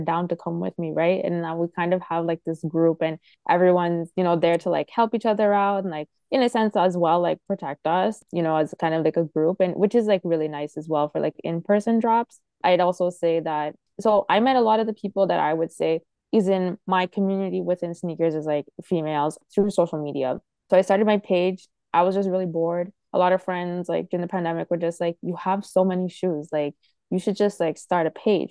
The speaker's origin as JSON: {"language": "English", "town": "Toronto", "region": "Ontario", "country": "Canada", "said": "as a Canadian"}